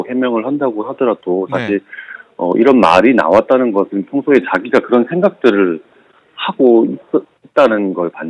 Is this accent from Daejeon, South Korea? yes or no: no; Busan, South Korea; 제가 사실 부산이